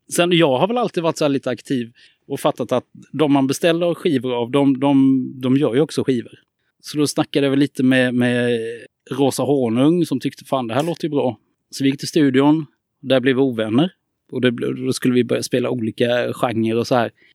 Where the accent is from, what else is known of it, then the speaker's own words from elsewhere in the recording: Karlskrona, Blekinge, Sweden; now in Gothenburg, Sweden; Jag kommer från Karlskrona, bor i Göteborg